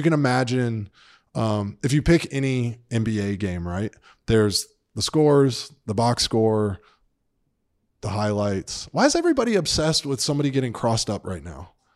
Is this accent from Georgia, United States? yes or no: yes; Atlanta, Georgia, United States; moved away; I grew up in Atlanta, Georgia